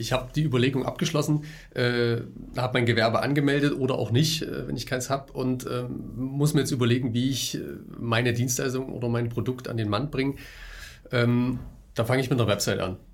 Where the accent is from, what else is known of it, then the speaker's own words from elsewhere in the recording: Germany; bei uns in Deutschland